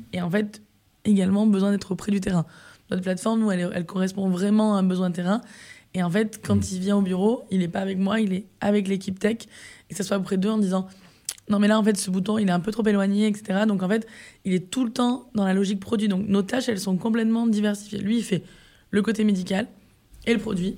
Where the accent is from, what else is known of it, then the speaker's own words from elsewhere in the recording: Var, Provence-Alpes-Côte d'Azur, France; also born or lived in Marseille; on est tous les deux issu du sud de la France. Donc, moi, à la base, je suis du Var, mm. euh, qui est à côté de Marseille.